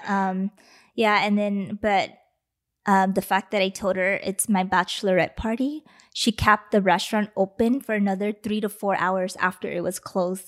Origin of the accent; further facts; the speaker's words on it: Los Angeles, California, United States; L A.